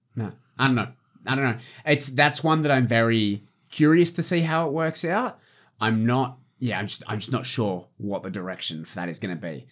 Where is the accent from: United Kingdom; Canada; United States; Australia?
Australia; I'm Australian.